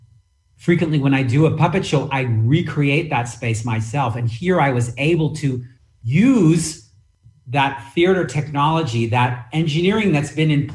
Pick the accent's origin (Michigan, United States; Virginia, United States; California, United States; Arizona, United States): California, United States; San Francisco; when I grew up in San Francisco